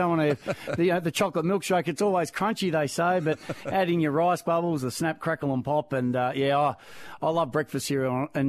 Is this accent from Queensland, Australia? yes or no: no; Melbourne, Victoria, Australia; also born or lived in Crib Point; Yeah, I moved a fair bit when I was growing up as a child through Dad's work. So we grew up around Wonturna first, in the suburbs of Melbourne, and we were there.